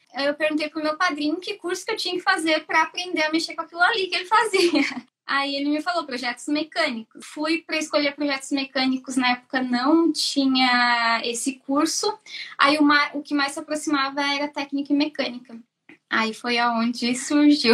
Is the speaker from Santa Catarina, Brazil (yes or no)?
yes; Joinville, Santa Catarina, Brazil; moved away as an adult; now in Ireland; sou de Joinville, Santa Catarina. Eu vim para cá faz um ano e meio